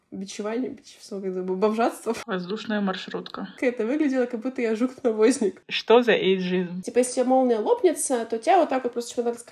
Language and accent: Russian; Ukraine; мне 25 лет, я из Украины, я диджитал номад, и я была в 32 странах.